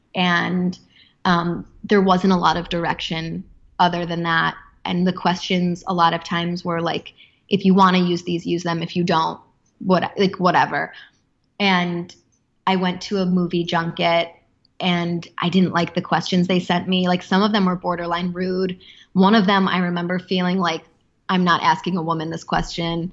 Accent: Chicago, Illinois, United States; moved away as an adult; also born or lived in Los Angeles; my hometown of Chicago.

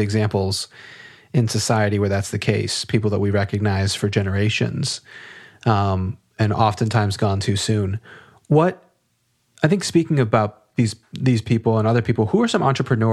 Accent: Maryland, United States; I'm from Maryland

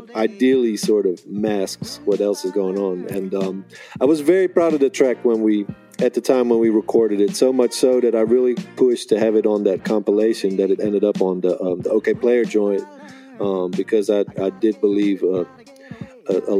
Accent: Netherlands; now in United States; I grew up in Holland

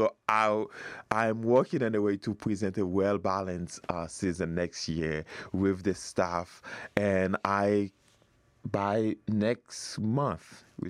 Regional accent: Haiti; moved away as an adult; now in United States; I grew up in Haiti.

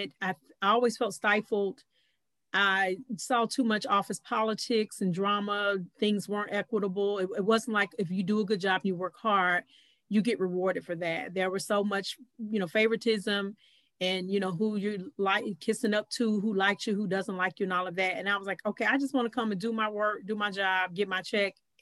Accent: North Carolina, United States; now in Atlanta, United States; I'm originally from North Carolina

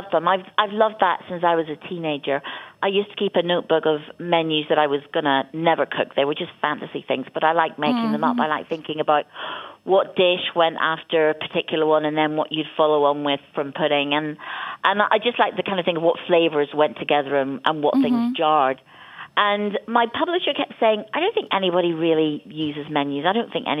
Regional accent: Ireland; I grew up in Ireland and we never traveled anywhere. I didn't leave Ireland until I was 16.

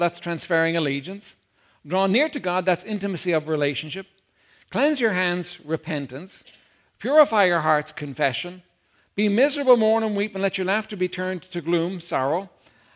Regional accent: Ireland; I come from Ireland, Holy Catholic Ireland

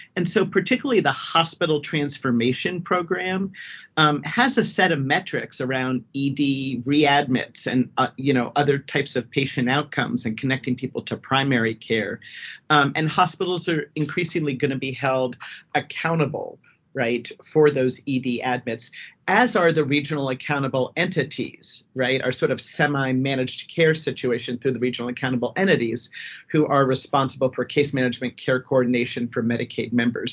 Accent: Washington, District of Columbia, United States; also born or lived in upstate New York / Wyoming; now in Colorado, United States; originally from the DC area and ended up in Colorado via upstate New York and Wyoming

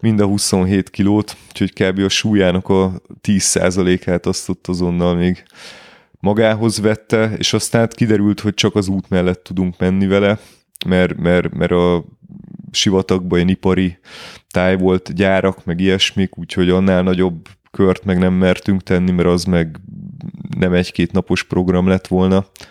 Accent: Budapest, Hungary; én budapesti vagyok. Budapesten élek

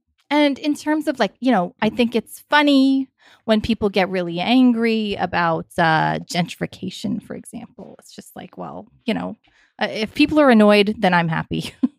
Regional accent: New York City, New York, United States; being a Satanist, of course, it has enhanced my experience of being a New Yorker, because I have access to places most people wouldn't

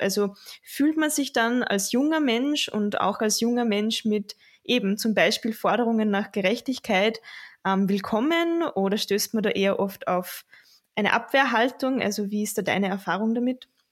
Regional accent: Linz, Upper Austria, Austria; ich komme aus Linz, ich studiere Kulturwissenschaften und arbeite nebenbei in der Diözese in Linz

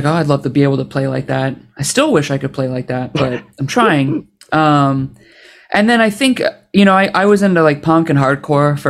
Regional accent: Oshawa, Ontario, Canada; also born or lived in Toronto; I grew up outside of Toronto in a city called Oshawa, like a town of like 130,000

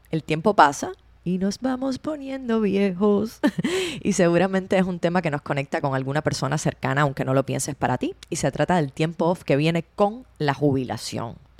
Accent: Cuba; Cuba es de donde yo vengo

